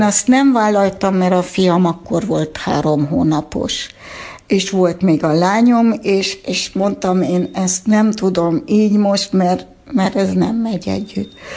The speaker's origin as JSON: {"language": "Hungarian", "town": "Erlangen", "region": "Bavaria", "country": "Germany", "tie": "born or raised there", "also_born_or_lived": "Stuttgart, Germany", "first_language": "Hungarian", "moved": "yes", "lives_now": "Hungary", "said": "én a 70-es évek Németországában nőttem fel"}